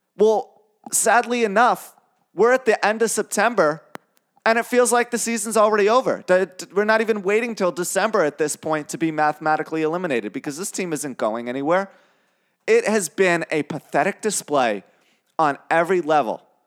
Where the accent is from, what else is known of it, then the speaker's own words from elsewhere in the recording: New York City, New York, United States; I grew up in New York City